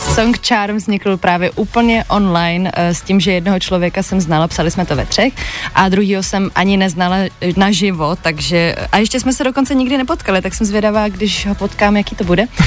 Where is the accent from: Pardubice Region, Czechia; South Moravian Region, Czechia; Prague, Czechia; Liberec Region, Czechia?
Prague, Czechia; jsem z Prahy, jsem zpěvačka